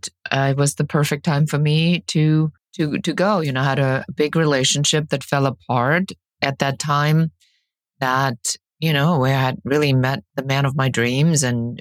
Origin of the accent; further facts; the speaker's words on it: Germany; English is a second language; moved away as an adult; also born or lived in Key West, Florida; now in Los Angeles, United States; I'm originally from Germany. I was born and raised there, and I came in my early 20s to the United States.